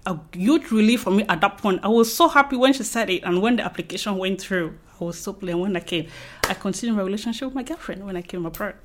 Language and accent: English; Cameroon; moved away as an adult; now in United Kingdom; from Cameroon